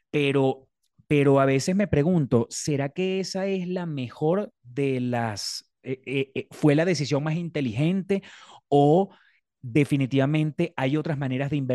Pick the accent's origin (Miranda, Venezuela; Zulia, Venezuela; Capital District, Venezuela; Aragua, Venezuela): Aragua, Venezuela; Maracay; Yo soy de Maracay. De, orgullosamente dividida mi infancia entre